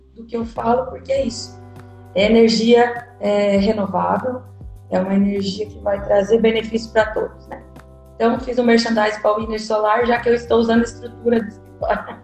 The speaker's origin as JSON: {"language": "Portuguese", "region": "Rio Grande do Sul", "country": "Brazil", "tie": "born or raised there", "also_born_or_lived": "Ceará / Bahia / Northeast Brazil", "moved": "yes", "said": "Eu estou hoje no Rio Grande do Sul, mas eu estava no Ceará, com a Paula Afonso, e agora estou aqui onde eu nasci"}